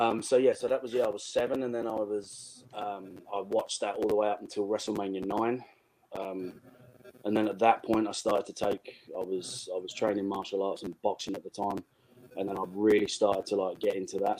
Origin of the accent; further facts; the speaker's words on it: England, United Kingdom; I'm from England.